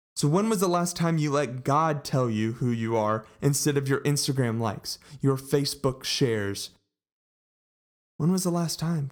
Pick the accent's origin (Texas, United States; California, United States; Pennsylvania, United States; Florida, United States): Texas, United States; Colleyville; I grew up in Colleyville, Texas, and went to Grapevine High School